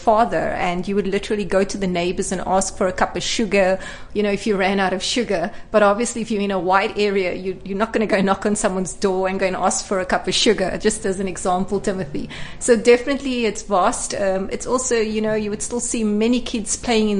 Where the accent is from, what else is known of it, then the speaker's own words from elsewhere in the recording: Cape Town, Western Cape, South Africa; I grew up in Cape Town